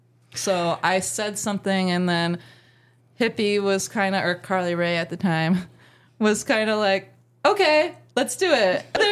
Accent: Appalachia, United States; We're from Appalachia.

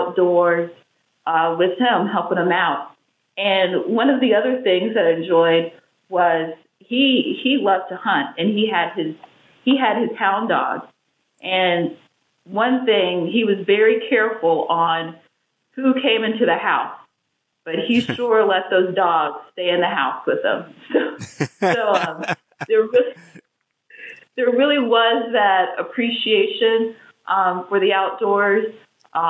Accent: Indianapolis, Indiana, United States; I grew up in Indianapolis, Indiana. So I'm a Midwestern girl, but I say that I have some Southern flair

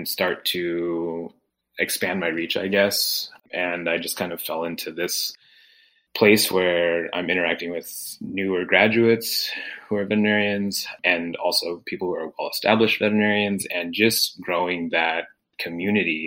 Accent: California, United States; also born or lived in Indiana; I grew up in California

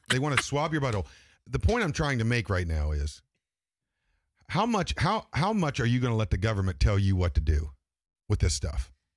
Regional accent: Grafton, West Virginia, United States; I'm from Grafton, West Virginia, and there weren't, there was only two black, uh, kids that went to school

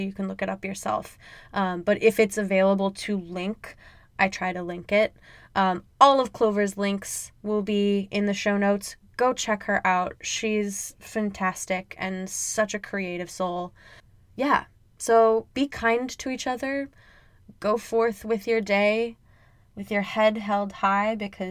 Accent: Midwest, United States; I'm from the Midwest, so I only really know it as a Midwestern goodbye.

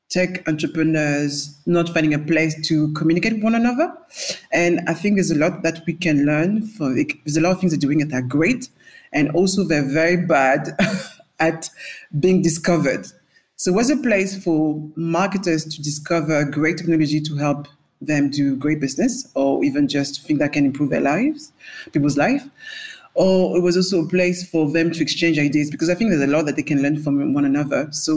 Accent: France; accent: French; now in London, United Kingdom; people can hear from my accent, I'm French

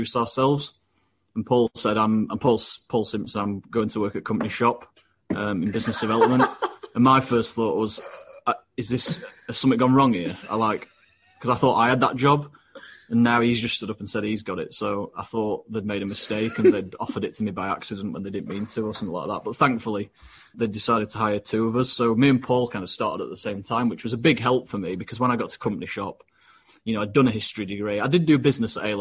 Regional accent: Doncaster, Yorkshire and the Humber, United Kingdom; Born and bred in Doncaster

